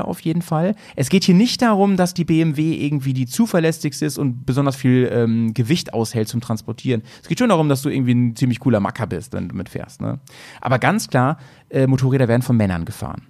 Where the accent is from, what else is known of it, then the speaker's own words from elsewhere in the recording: Germany; bei uns in Deutschland